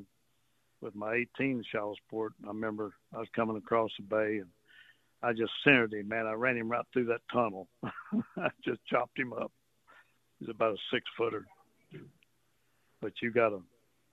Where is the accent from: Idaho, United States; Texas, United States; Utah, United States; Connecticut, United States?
Texas, United States; Port Arthur; now in Port O'Connor, United States; growing up in Port Arthur, I mean, we had a lot of alligators.